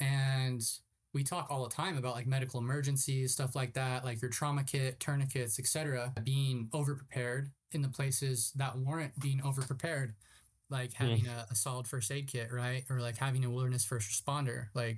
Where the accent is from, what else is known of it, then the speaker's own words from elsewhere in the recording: Ramona, California, United States; also born or lived in San Diego; being growing up in San Diego, right? It's a trans-border region. So it's kind of like a little bit of TJ, a little bit of San Diego, you know, once you get closer to like South County. But even growing up in Ramona